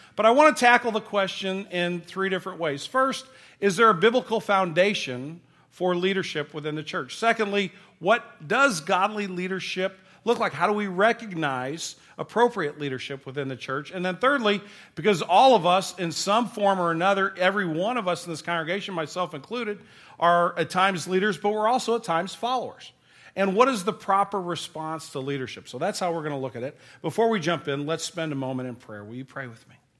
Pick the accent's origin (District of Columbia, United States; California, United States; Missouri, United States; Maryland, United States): Missouri, United States; St. Louis; we're from Saint Louis. We're a baseball town